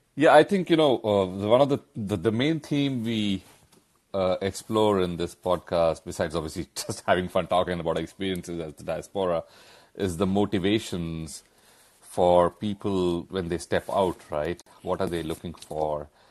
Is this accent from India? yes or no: yes; India; moved away; we all grew up in India